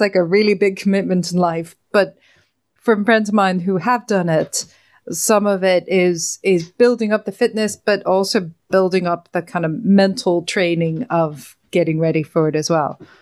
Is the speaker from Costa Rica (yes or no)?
no; Ireland; being Irish